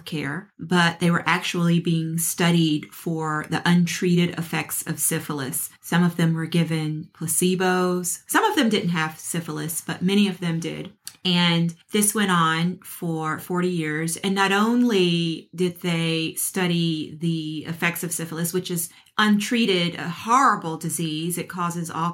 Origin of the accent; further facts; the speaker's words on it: Memphis, Tennessee, United States; I grew up in Memphis, Tennessee